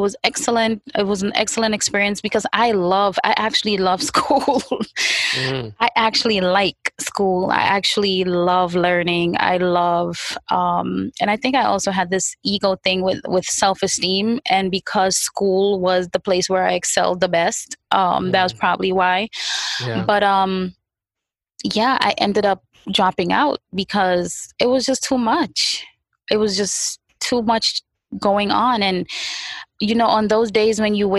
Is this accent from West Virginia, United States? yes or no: no; New York City, New York, United States; also born or lived in Far Rockaway; growing up in the 90s, meaning the 90s Brooklyn, East 96, East 95, those places